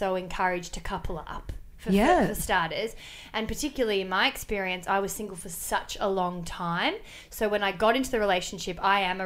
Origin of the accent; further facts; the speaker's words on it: Melbourne, Victoria, Australia; moved away as an adult; now in Sydney, Australia; I grew up in Melbourne, so I've only been in Sydney for a couple of years.